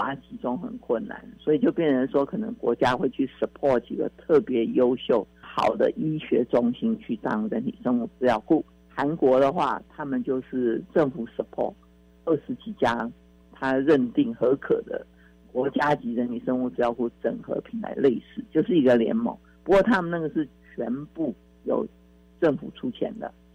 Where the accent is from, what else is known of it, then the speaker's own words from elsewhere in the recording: Taiwan; 台湾的病就是亚洲人或中国人或我们台湾人的病